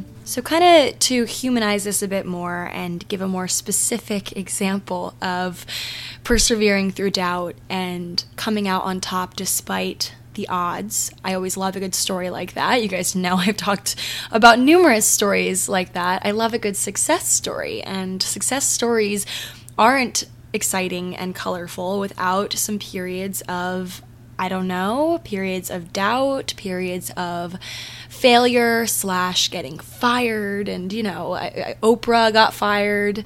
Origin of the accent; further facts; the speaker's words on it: Maryland, United States; I'm from Maryland